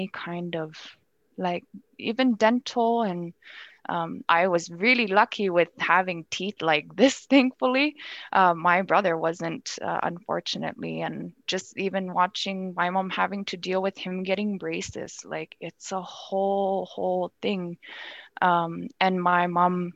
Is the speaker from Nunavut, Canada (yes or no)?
yes; Nunavut, Canada; born or raised there; moved away as an adult; now in Ottawa, Canada